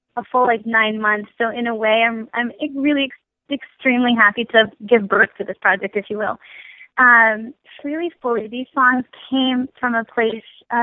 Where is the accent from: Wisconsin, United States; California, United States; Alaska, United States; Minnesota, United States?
Minnesota, United States; now in Philadelphia, United States; I'm originally from Minnesota. I'm currently living in Philadelphia